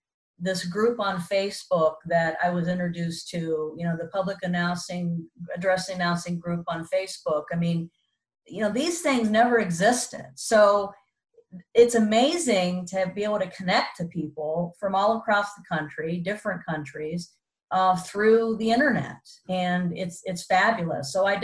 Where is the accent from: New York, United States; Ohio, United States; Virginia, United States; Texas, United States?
Ohio, United States; Columbus; Columbus, Ohio, my hometown